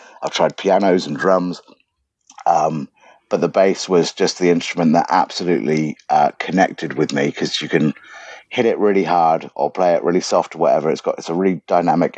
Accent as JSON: {"language": "English", "town": "Southampton", "region": "South East England", "country": "United Kingdom", "tie": "born or raised there", "also_born_or_lived": "Leicester / Egypt", "said": "I was raised in Southampton"}